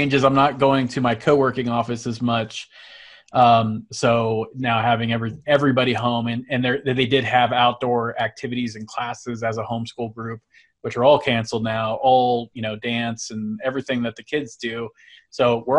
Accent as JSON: {"language": "English", "area": "San Francisco Bay Area", "region": "California", "country": "United States", "tie": "born or raised there", "moved": "as an adult", "lives_now": "Utah, United States"}